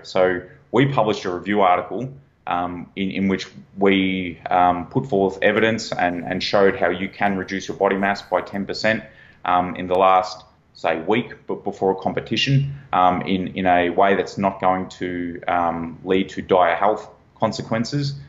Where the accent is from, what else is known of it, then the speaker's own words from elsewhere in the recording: Australia; accent: Australian; I'm an Australian national, if you can't tell from the accent.